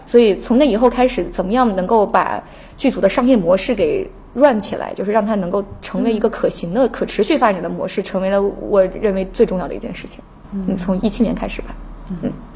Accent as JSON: {"language": "Chinese", "region": "Jiangxi", "country": "China", "moved": "yes", "said": "我是江西人"}